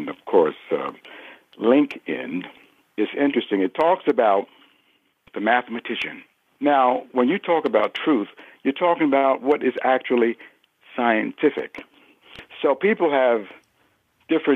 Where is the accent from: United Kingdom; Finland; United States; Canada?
United States; New Jersey; also born or lived in Newark, New Jersey; now in Connecticut, United States; natively, I'm from New Jersey